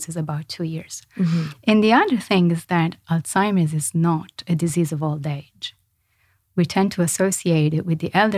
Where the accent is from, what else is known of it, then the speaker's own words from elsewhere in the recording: Florence, Tuscany, Italy; moved away; I'm from Florence in Italy.